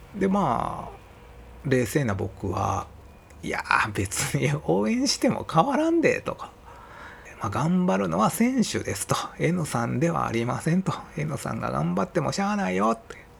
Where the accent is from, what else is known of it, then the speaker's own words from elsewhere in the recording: Osaka, Japan; accent: Kansai-ben; 僕自身は生まれは大阪なんですけど、まあ両親が広島出身なんですよね